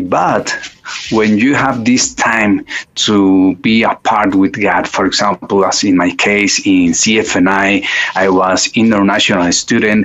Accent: Mexico City, Mexico; I was born and raised up in Mexico City

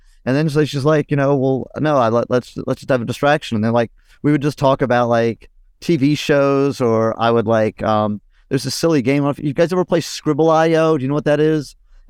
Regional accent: United Kingdom; happened to be on Twitter one night as a British person.

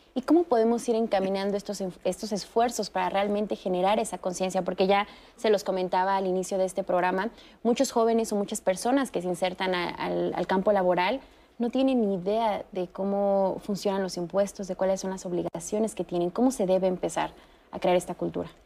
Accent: Mexico; como ciudadanos mexicanos.

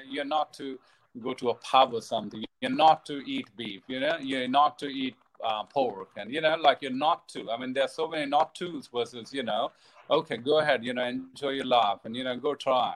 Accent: India; now in Australia

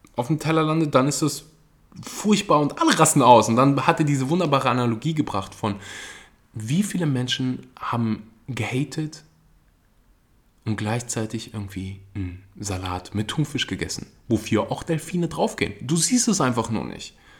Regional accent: Germany; bei uns in Deutschland

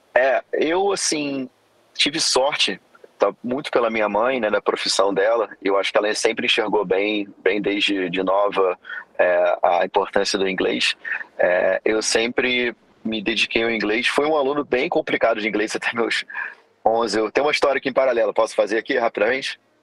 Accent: Rio de Janeiro, Brazil; moved away as an adult; also born or lived in Florida, United States; eu sou oriundo aqui do Rio de Janeiro

